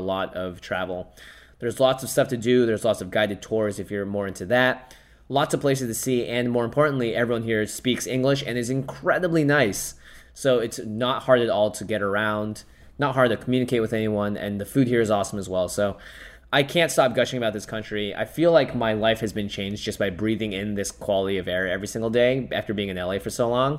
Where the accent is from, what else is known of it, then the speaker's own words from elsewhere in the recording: Seattle, Washington, United States; moved away; I grew up in Seattle.